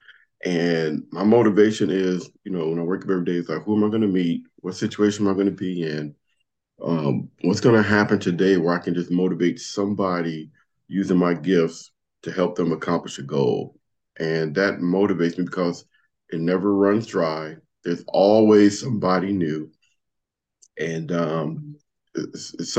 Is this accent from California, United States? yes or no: yes; Compton, California, United States; moved away; when I was growing up in Compton